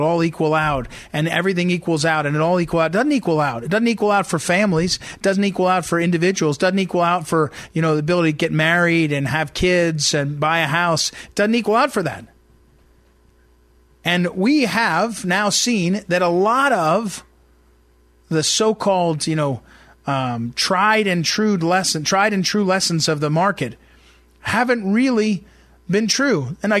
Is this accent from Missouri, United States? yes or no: yes; St. Louis, Missouri, United States; now in Virginia, United States; You know, you all listeners know I'm from St. Louis. The last quarter of a century, I lived in the St. Louis area. I live now in Virginia.